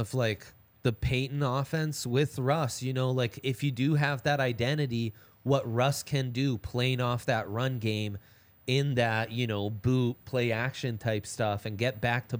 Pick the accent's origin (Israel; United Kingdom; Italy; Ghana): Italy; I grew up in Italy, so that's why.